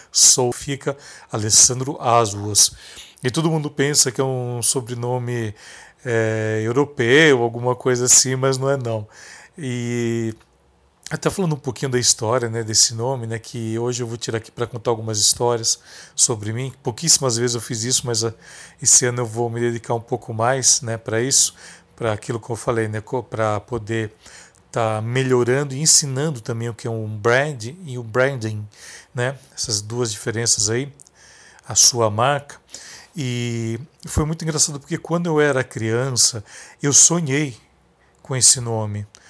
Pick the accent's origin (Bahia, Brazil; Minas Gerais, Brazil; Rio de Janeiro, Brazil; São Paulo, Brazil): São Paulo, Brazil; interior of; Eu venho de uma cidade do interior, aqui de São Paulo